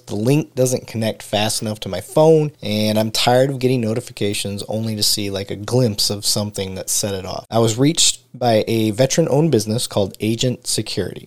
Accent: Michigan, United States; I grew up in Michigan

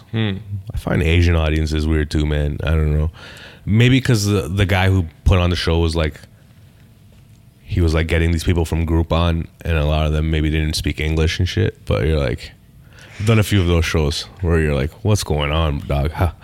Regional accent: Toronto, Ontario, Canada; So I'm from Rexdale. I had 12 white people in my high school

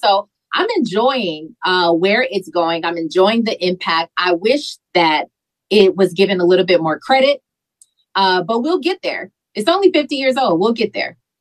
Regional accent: Carson, California, United States; also born or lived in Milwaukee, Wisconsin; I was born in Milwaukee, Wisconsin, so I came here when I was four when I was four years old and I came to to California, I lived in Carson

